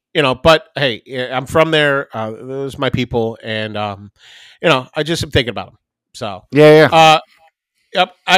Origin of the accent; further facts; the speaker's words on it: Highland Park, Illinois, United States; moved away; I grew up in Highland Park.